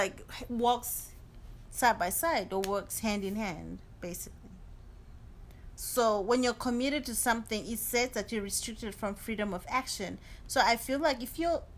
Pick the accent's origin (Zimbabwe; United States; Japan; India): Zimbabwe; I'm from Zimbabwe